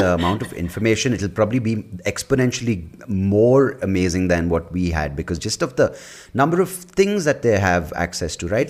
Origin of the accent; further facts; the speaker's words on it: Bangalore, Karnataka, India; growing up in Bangalore in the nineties